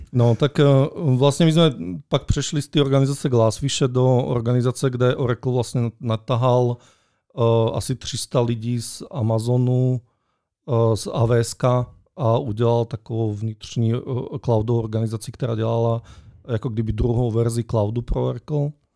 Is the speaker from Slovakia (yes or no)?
yes; Slovakia; Czech is a second language; já jsem totiž Slovák